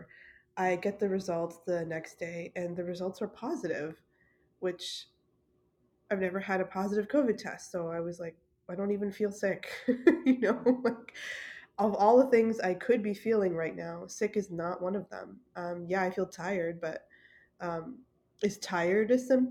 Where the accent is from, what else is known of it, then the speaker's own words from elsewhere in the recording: Ontario, Canada; also born or lived in British Columbia; home province of Ontario